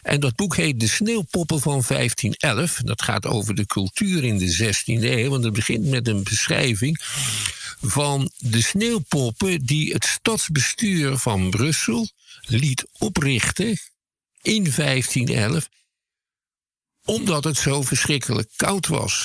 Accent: Schiedam, South Holland, Netherlands; Ik kom zelf uit Schiedam

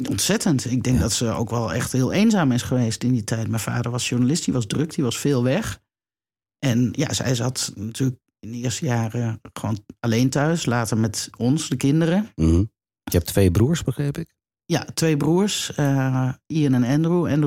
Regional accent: Cuijk, North Brabant, Netherlands; born there; In 1967 ben ik geboren in Kuik.

